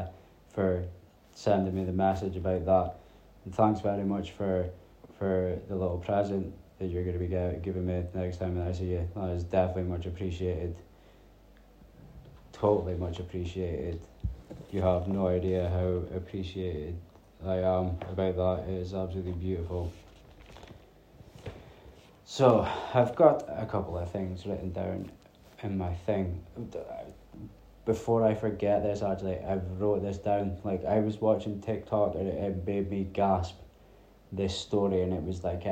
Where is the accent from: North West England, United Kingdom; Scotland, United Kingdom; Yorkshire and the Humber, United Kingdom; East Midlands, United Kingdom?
Scotland, United Kingdom; Peterhead; when I was growing up, we stayed out in the middle of the sticks